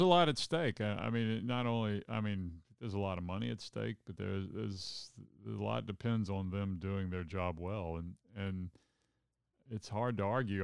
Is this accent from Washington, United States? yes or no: no; Alabama, United States; having grown up in Alabama